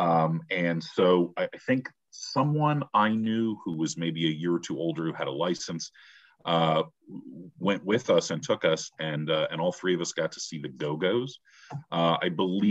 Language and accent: English; Cleveland, Ohio, United States; Cleveland is my hometown.